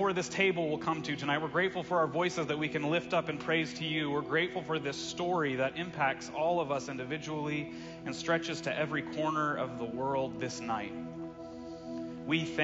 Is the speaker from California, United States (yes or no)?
no; Russellville, Arkansas, United States; my hometown, Russellville, Arkansas